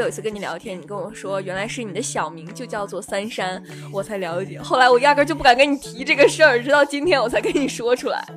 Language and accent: Chinese; Zhuozhou, Hebei, China; moved away as an adult; now in Tianjin, China; 家里在河北省涿州市，也是被称为普通话之乡的地方，从来一点儿方言都没有